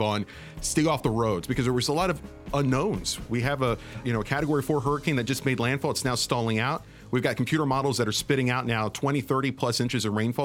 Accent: Beeville, Texas, United States; also born or lived in Corpus Christi, Texas; I grew up in the uh, Corpus Christi area

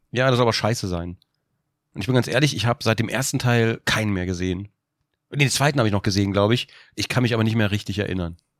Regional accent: Germany; als Deutscher

